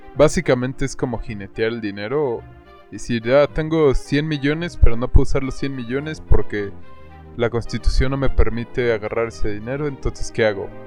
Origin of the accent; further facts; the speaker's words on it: Mexico; somos mexicanos